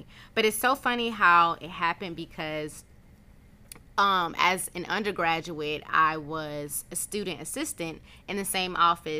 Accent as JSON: {"language": "English", "town": "Valdosta", "region": "Georgia", "country": "United States", "tie": "born or raised there", "said": "I was born here in Valdosta, Georgia. I graduated from Valdosta High School."}